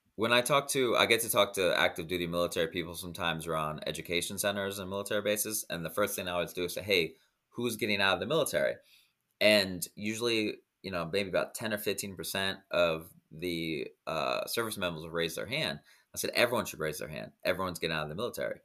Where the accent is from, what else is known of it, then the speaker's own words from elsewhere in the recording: Iowa, United States; moved away as an adult; now in Dominican Republic; I grew up in Iowa and now I live in the Dominican Republic